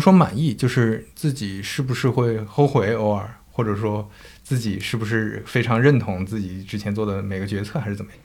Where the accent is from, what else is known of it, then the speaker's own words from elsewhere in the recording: northern China, China; moved away; also born or lived in Zhejiang; 我是一个北方人，然后我在浙江那边生活